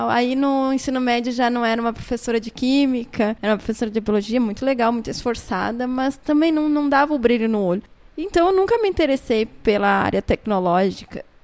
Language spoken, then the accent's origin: Portuguese; Santa Maria, Rio Grande do Sul, Brazil; Eu sou natural de Santa Maria e eu fiz a minha graduação e mestrado em Santa Maria. Mas eu não passei a minha vida em Santa Maria.